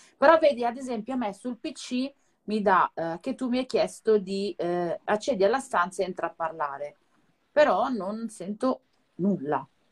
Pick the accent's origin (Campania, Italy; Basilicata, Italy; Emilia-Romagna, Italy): Campania, Italy; Naples; now in Milan, Italy; vediamo Napoli dalle mie parti